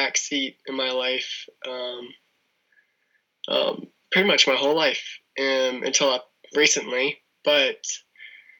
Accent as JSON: {"language": "English", "town": "Tampa", "region": "Florida", "country": "United States", "tie": "born or raised there", "also_born_or_lived": "Sarasota, Florida", "said": "I was born and raised it's pretty much in Florida, in Tampa. And we moved to Sarasota, Florida in 2000"}